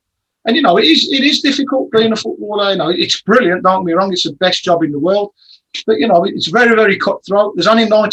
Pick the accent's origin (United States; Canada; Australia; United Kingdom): United Kingdom; Birmingham, West Midlands; I always remember my hometown club, Birmingham City